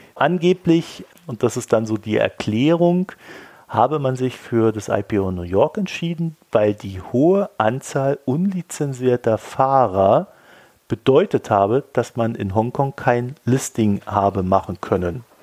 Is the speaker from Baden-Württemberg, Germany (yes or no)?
yes; Weinheim, Baden-Württemberg, Germany; als ich jung war, bin ich ja in Weinheim aufgewachsen.